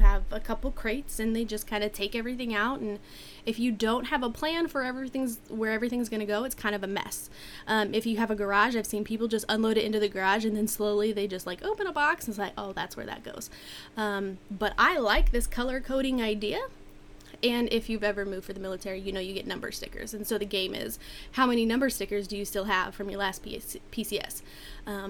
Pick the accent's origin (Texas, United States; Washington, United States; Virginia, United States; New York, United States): Washington, United States; I grew up in Washington where it did get cold in the winter